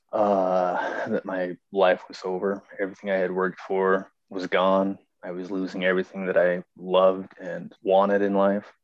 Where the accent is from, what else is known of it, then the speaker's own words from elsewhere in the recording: Idaho Falls, Idaho, United States; I'm from Idaho Falls, Idaho